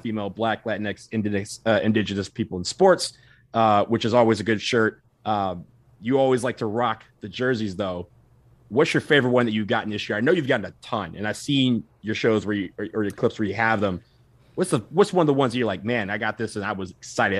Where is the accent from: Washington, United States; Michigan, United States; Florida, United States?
Michigan, United States; Detroit; I'm from Detroit.